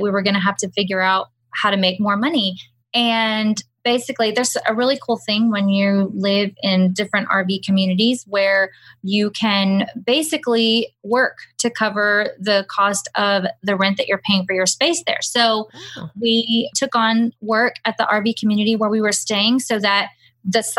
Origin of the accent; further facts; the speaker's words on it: Houston, Texas, United States; moved away as an adult; now in Hill Country, United States; We grew up and lived in Houston our entire lives, right outside of Houston